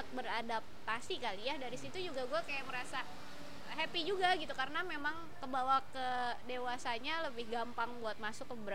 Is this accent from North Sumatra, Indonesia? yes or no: no; West Java, Indonesia; accent: Sundanese; iya iya logat sampai sekarang pun gue kayak hilang banget logat Sunda gue ya